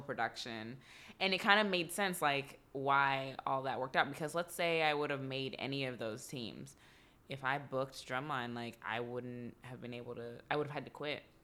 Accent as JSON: {"language": "English", "region": "Texas", "country": "United States", "also_born_or_lived": "Atlanta", "moved": "yes", "said": "I'm from Texas"}